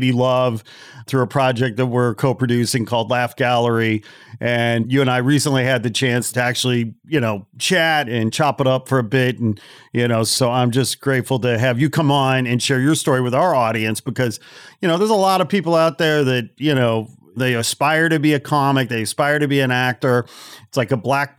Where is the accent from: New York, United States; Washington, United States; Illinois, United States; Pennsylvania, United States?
Illinois, United States; Chicagoland; I hail from Chicagoland and grew up in the suburbs